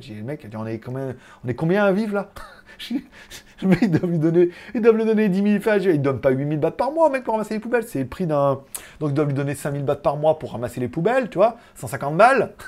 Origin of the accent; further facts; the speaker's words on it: France; now in China; je viens de France